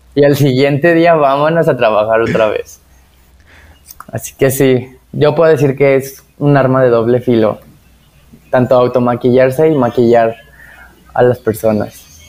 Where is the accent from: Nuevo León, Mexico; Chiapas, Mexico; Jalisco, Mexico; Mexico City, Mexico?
Jalisco, Mexico; Tepatitlán; now in Guadalajara, Mexico; allá de donde soy, que es en Tepatitlán